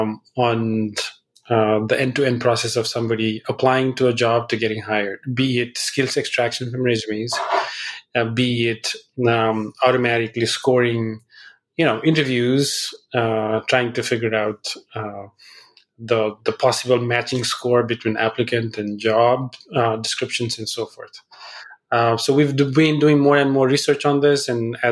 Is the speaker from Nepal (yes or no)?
yes; Nepal; moved away; I grew up in Nepal, so I speak Nepali as well.